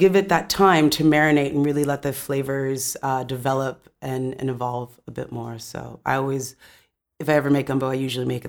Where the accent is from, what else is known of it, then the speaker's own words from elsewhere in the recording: California, United States; also born or lived in Atlanta, Georgia; I grew up in Southern California and Atlanta as well. So home for me now is Atlanta when I do go back to the States.